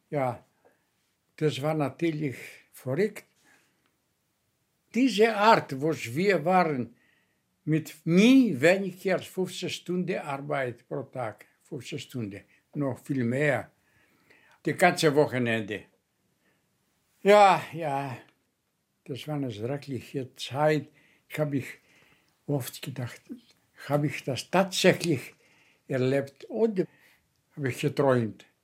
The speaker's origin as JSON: {"language": "German", "town": "Kefalonia", "region": "Ionian Islands", "country": "Greece", "said": "Meine Heimat, das ist eine Insel, in Adriatica, ja, äh, das Meer, das heißt Kefalonia."}